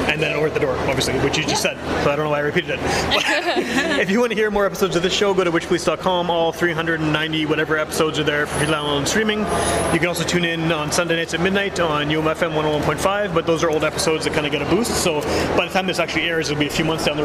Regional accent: Winnipeg, Manitoba, Canada; I am from Wolseley

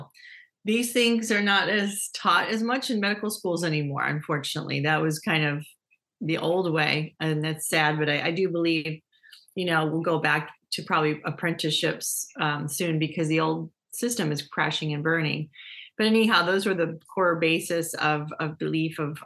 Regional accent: Dearborn, Michigan, United States; growing up in Dearborn, Michigan

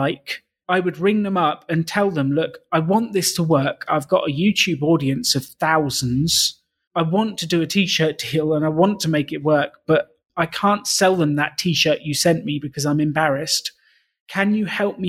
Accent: United Kingdom; moved away; I'm British and I'm not used to the heat.

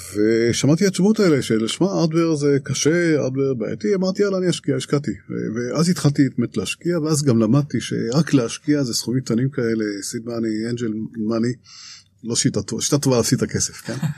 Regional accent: Ramat Gan, Tel Aviv District, Israel; אני ישראלי, נורמלי, רגיל, רמת גן

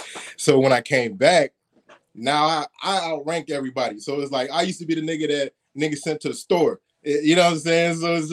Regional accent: Florida, United States; also born or lived in California; Now, the weather is similar, but I mainly grew up in, like, Florida, but I spent a lot of time going b

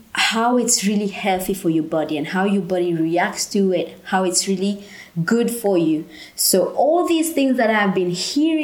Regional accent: Mauritius; moved away

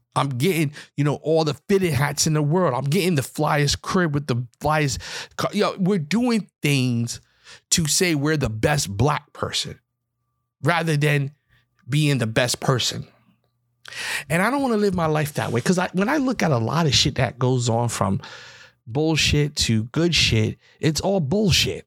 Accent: New York, United States; I'm from New York

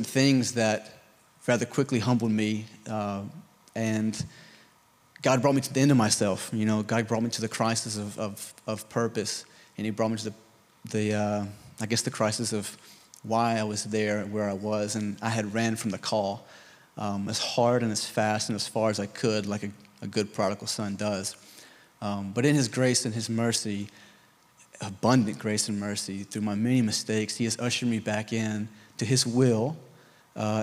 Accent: the Bible Belt, United States; I was raised in the Bible Belt

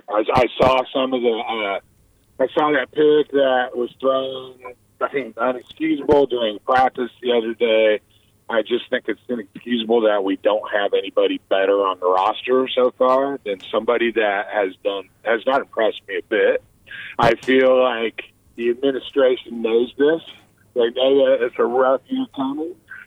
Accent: Denver, Colorado, United States; moved away; I grew up in Denver as a Bronco fan

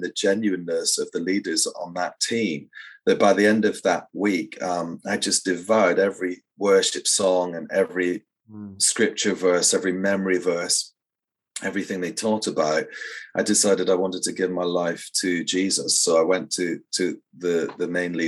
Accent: Scotland, United Kingdom; also born or lived in Edinburgh; I grew up actually in a really beautiful but very tiny hamlet in the countryside, about a dozen houses or so. And I was born in Edinburgh

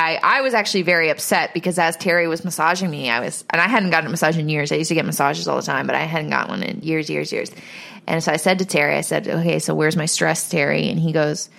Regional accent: Canada; moved away as an adult; now in United States; I am from Canada, and I did live there for about 30 years before I moved to America.

